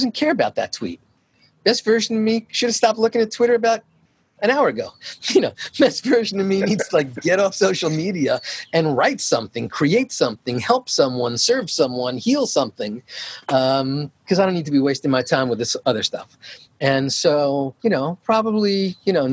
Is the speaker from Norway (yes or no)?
no; New York, United States; moved away as an adult; It's part of my upbringing. I'm from New York.